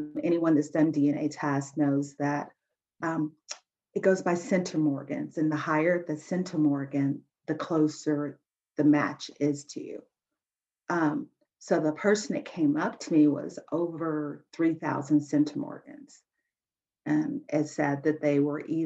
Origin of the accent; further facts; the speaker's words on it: Albuquerque, New Mexico, United States; I was born in Albuquerque, New Mexico